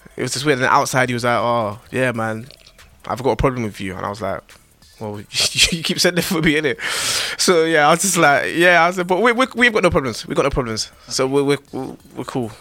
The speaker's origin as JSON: {"language": "English", "region": "London", "country": "United Kingdom", "said": "Northwest London"}